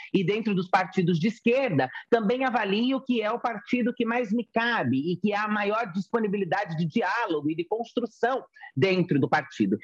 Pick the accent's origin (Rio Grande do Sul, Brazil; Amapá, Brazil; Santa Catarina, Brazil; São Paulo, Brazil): São Paulo, Brazil; Francisco Morato; also born or lived in Itu; eu sou uma travesti que cresci na periferia. Cresci em Francisco Morato, depois fui morar em Itu